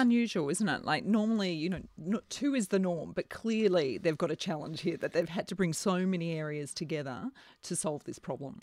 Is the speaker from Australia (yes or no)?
yes; Melbourne, Victoria, Australia; we're from Melbourne. We've got fantastic cult, uh, coffee culture here